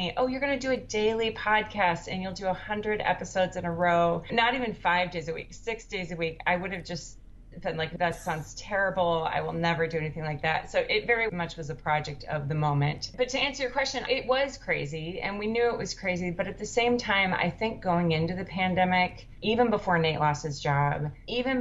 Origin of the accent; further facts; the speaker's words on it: Minneapolis, Minnesota, United States; moved away as an adult; also born or lived in Oakland, California; now in South Hamilton, Massachusetts, United States; I'm from Minneapolis originally, but we've been in Oakland for 16 years